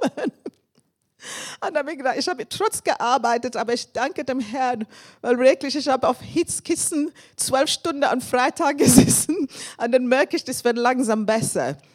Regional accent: England, United Kingdom; German is a second language; moved away as an adult; now in Germany; Ich komme aus England. Ich bin seit fast 30 Jahren hier in Deutschland.

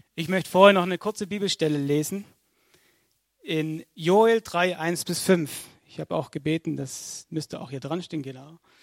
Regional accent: Altensteig, Baden-Württemberg, Germany; ich komme aus Altensteig.

